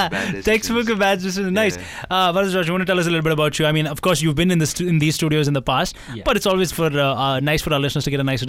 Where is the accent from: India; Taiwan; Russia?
India; Bangalore, Karnataka; I'm from Bangalore.